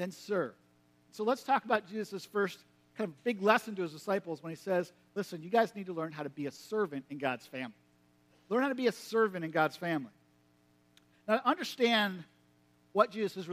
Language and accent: English; United States; you grew up in Perry County, like me